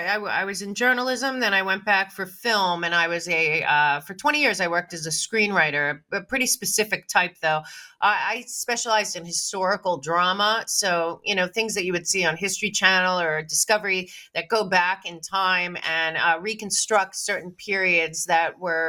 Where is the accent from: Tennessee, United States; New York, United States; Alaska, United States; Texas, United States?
New York, United States; Manhattan; also born or lived in Florida / Los Angeles; growing up in Manhattan and in Florida